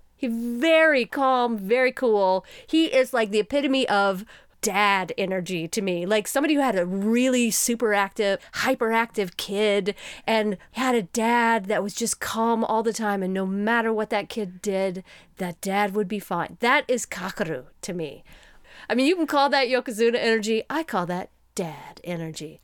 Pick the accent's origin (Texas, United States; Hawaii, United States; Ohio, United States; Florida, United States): Texas, United States; we are from Texas